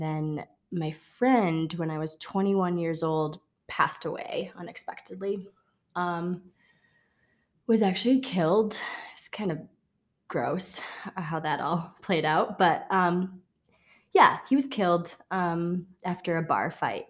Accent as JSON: {"language": "English", "region": "Wisconsin", "country": "United States", "tie": "born or raised there", "said": "I grew up in Wisconsin"}